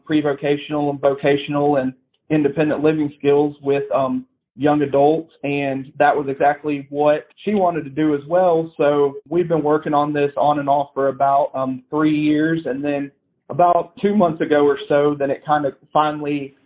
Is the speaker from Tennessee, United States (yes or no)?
yes; Brentwood, Tennessee, United States; also born or lived in Nashville, Tennessee; So I was born and raised in Nashville. I lived in proper Nashville until I was 2 years old. And then our family relocated to Brentwood.